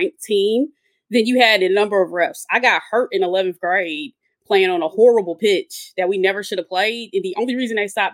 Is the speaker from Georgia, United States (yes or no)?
yes; Atlanta, Georgia, United States; now in West Coast, United States; I grew up in Atlanta